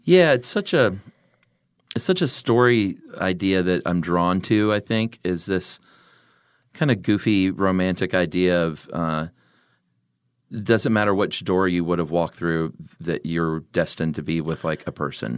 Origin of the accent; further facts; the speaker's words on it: the South, United States; growing up in the South